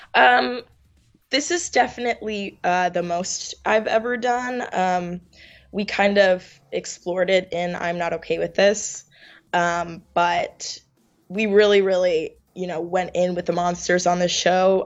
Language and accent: English; New York, United States; also born or lived in Finland; I'm from New York, born and raised, um, hardcore New Yorker